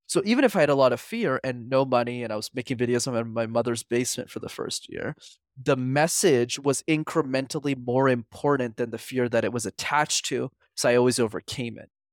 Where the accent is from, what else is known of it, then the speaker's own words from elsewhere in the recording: Montreal, Quebec, Canada; I grew up in Montreal, which is a city, for those who don't know, where you need to learn how to speak French.